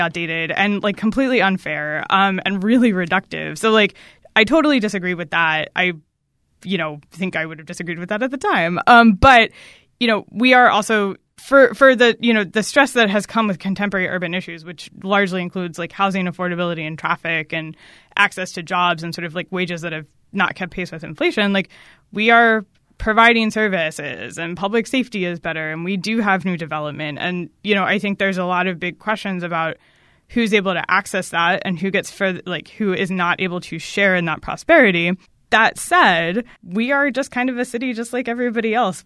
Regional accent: Maryland, United States; I grew up in Maryland, um, but not in, like, the D C region part of Maryland. Um, I'm from, like, the very middle of the state

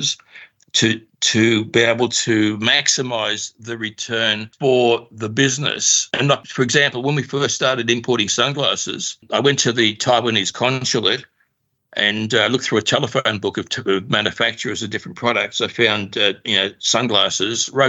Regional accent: Australia; also born or lived in Russia / Paris; We came to Australia when I was 2 years old, penniless.

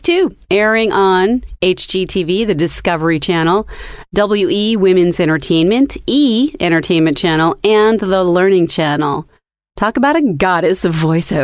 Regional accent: San Gabriel, California, United States; another native Californian. Me too. I was born in San Gabriel

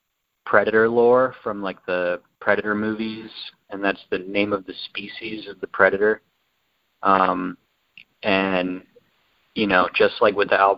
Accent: Tennessee, United States; So we're both true Tennessee boys.

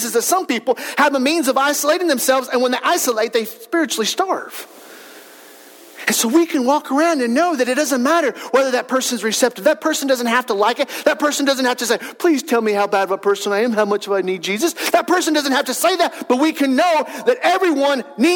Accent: Wellston, United States; moved away as an adult; growing up in Wellston, leaving Wellston for a season of life, coming back

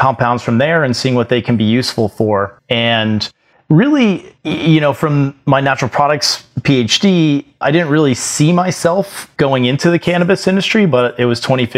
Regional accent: Florida, United States; I grew up in Florida

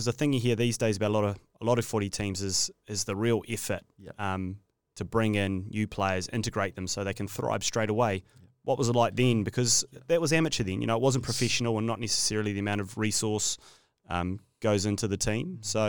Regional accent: Canterbury, New Zealand; I'm from Canterbury, mate

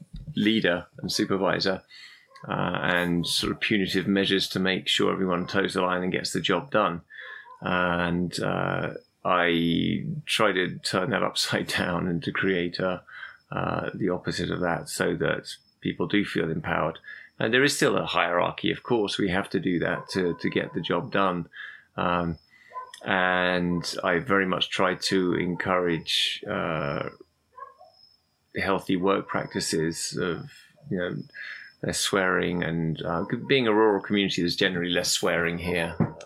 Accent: London, United Kingdom; also born or lived in Algeria; I lived in Algeria as a kid, and we always went traveling. And I was fascinated by, even though I'm from London originally

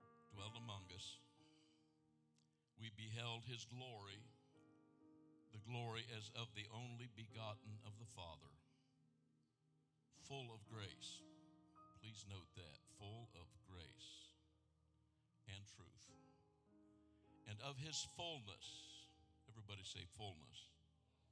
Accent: Anderson, Indiana, United States; now in Merrillville, United States; I'm a Central Indiana boy. I was raised in Anderson.

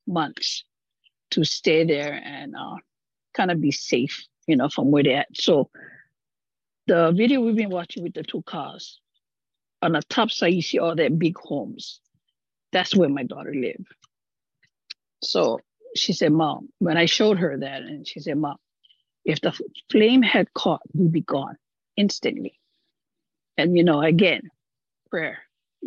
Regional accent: Maui, Hawaii, United States; I'm from Maui. I live up country Makaurau

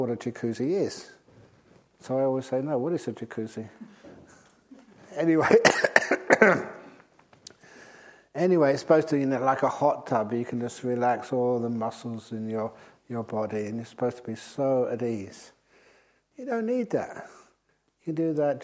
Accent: England, United Kingdom; moved away as an adult; now in Australia; being English

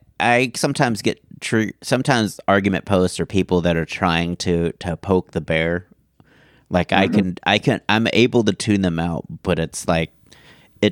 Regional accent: Houston, Texas, United States; now in Dallas, United States; where I grew up in Houston

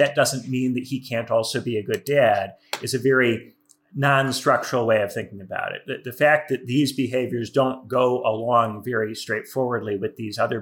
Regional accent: Indiana, United States; I'm not from New York or LA. I'm from Indiana

